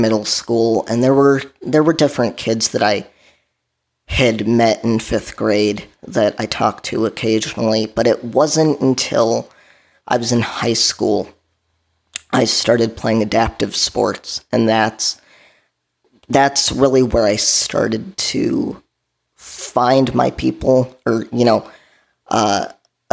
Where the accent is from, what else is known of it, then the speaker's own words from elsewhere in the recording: southwest suburbs of Chicago, Illinois, United States; So I grew up in the Chicagoland area. I grew up in the southwest suburbs of Chicago